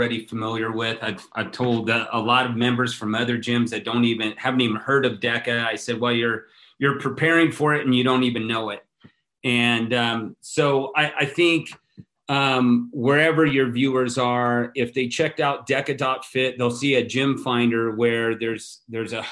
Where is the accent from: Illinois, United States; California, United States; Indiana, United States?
California, United States; moved away; I'm from California originally, a Niner fan